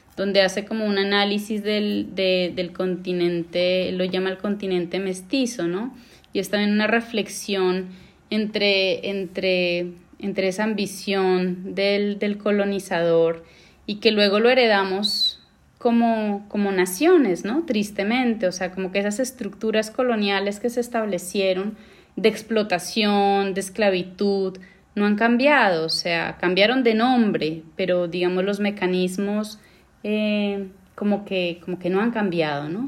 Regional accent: Pasto, Nariño, Colombia; also born or lived in Bogotá, Colombia / Argentina; now in Amsterdam, Netherlands; yo me fui de Pasto a Bogotá

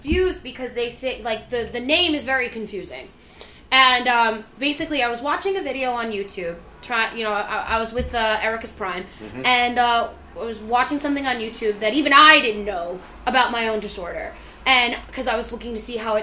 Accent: New York, United States; we're from New York.

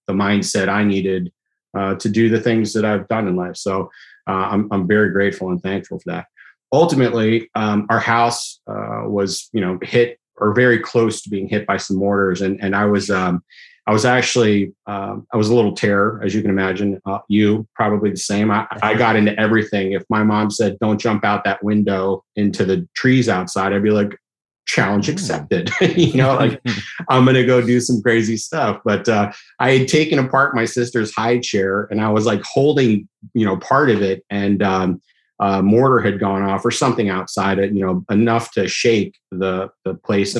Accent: Beirut, Beirut Governorate, Lebanon; moved away; I was born in Beirut, Lebanon

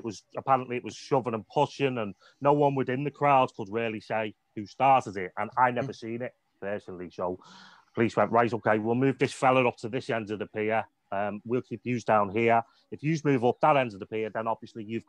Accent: Liverpool, North West England, United Kingdom; also born or lived in Wales / Southport; We moved from Liverpool to Wales because she was originally from Wales

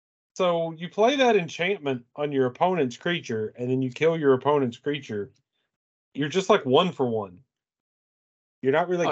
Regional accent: Eastern Kentucky, United States; I'm from Eastern Kentucky

